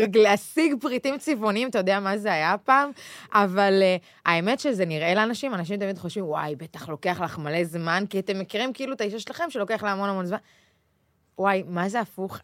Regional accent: Israel; now in Tel Aviv, Israel; מושבניקית לשעבר

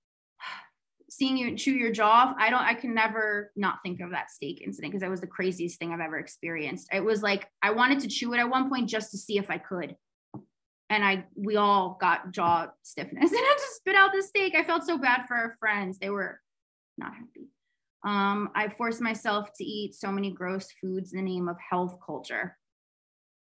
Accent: United States; also born or lived in Greece; we're American

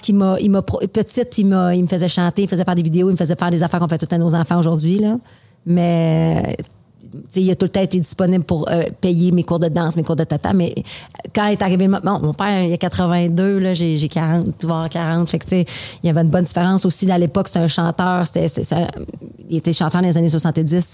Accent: Quebec City, Quebec, Canada; je viens de Québec

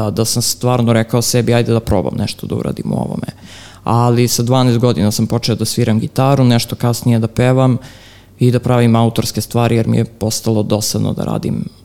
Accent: Belgrade, Serbia; pa živim u Ripnju, to je otprilike nekih 4-5 km ispod Avale i u suštini prema poslednjem popisu Ripanj je bio, mislim, drugo najveće selo u Srbiji. Tako da, mm, ne znam, odrastao sam nekim poluseoskim životom

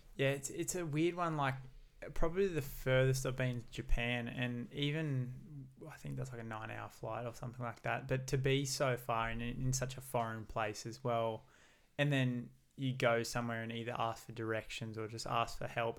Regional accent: Gold Coast, Queensland, Australia; growing up on the Gold Coast for myself and never having left here.

